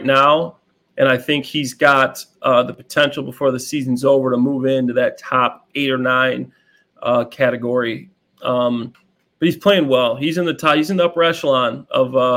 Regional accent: Chicago, Illinois, United States; I'm from Chicago. I'm a Bears fan by trade. That's a team that I grew up watching every single

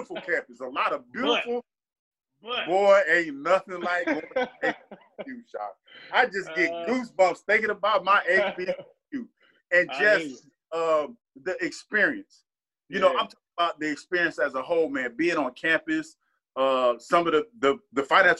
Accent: Ohio, United States; growing growing up in Ohio

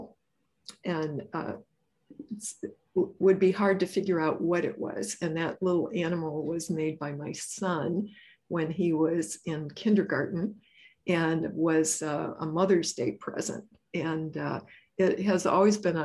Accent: Joliet, Illinois, United States; I grew up in Joliet, Illinois.

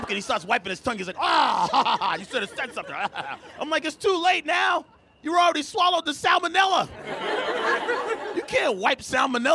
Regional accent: Boston, Massachusetts, United States; I'm from Boston

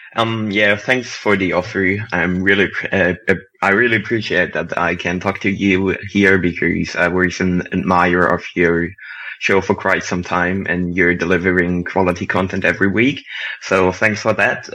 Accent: Germany; accent: German; English is a second language; As you may hear from my accent, I'm from Germany as well

